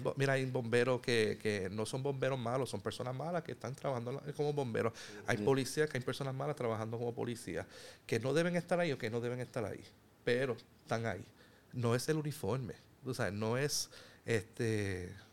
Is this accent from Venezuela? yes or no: no; Puerto Rico; somos puertorriqueños, somos hermanos, eh, vivimos en el mismo país